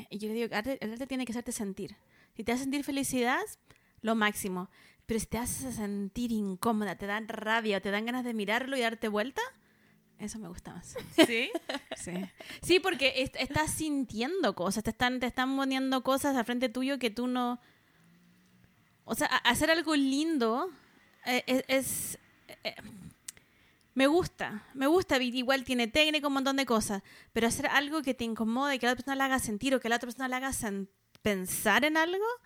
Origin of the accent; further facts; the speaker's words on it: Santiago, Santiago Metropolitan Region, Chile; Y además salí de la burbuja de Santiago, colegio privado